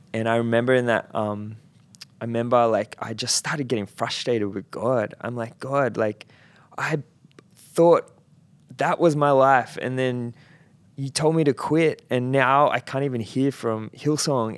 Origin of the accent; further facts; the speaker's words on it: Central Coast, New South Wales, Australia; moved away; I grew up on the Central Coast, and um, that is very much blue collar.